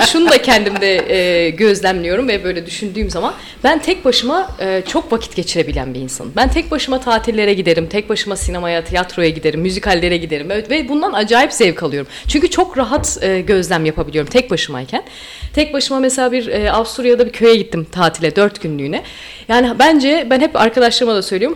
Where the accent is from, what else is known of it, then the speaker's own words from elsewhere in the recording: Istanbul, Turkey; moved away; also born or lived in Amsterdam, Netherlands; İstanbul'a kesin dönüş yaptı ailem